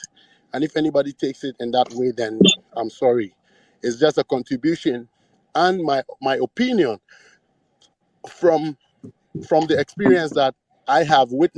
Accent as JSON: {"language": "English", "country": "Ghana", "said": "all of us as a people, all of us as Ghanaians"}